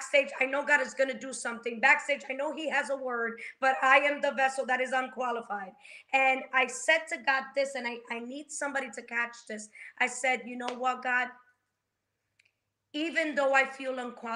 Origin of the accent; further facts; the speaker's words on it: Dominican Republic; moved away; I'm from the Dominican Republic.